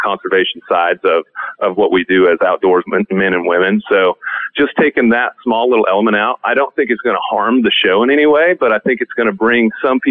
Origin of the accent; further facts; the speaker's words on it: Hubbell, Nebraska, United States; moved away; I love growing up in Hubble